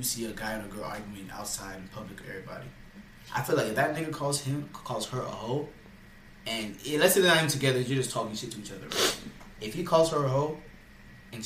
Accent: Florida, United States; we're from Florida

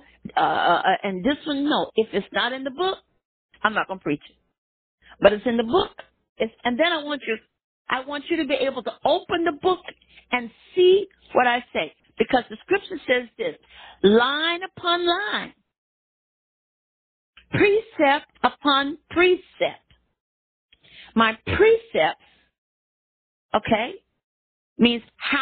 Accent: Miami, Florida, United States; when I grew up in Miami, there, Florida

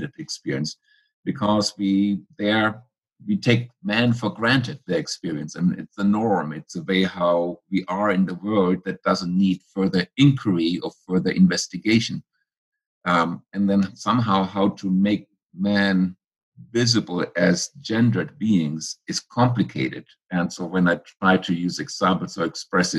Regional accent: Germany; moved away as an adult; also born or lived in Philadelphia, United States; now in United States; I grew up in Germany, in post-war Germany. I came to the United States at age 24

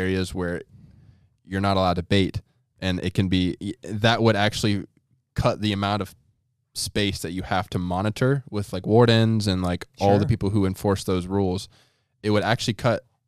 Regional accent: Pickaway County, Ohio, United States; also born or lived in Columbus, Ohio; My home state of Pickaway County, or my home county of of Pickaway County.

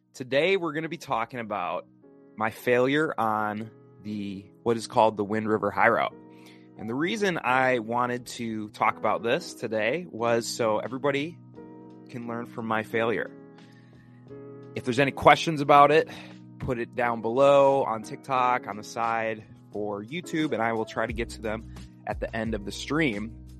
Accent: the Midwest, Wisconsin, United States; moved away; I'm originally from the Midwest, which is why I'm wearing a Wisconsin T-shirt

